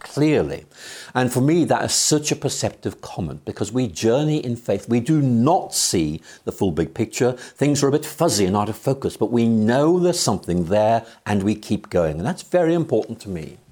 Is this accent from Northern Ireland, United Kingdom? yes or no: yes; Northern Ireland, United Kingdom; now in Oxford, United Kingdom; I'm from Ireland, yes. I was born there in 1953